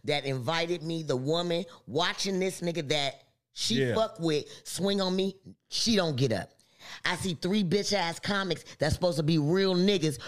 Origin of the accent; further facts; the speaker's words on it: Compton, California, United States; I'm from Compton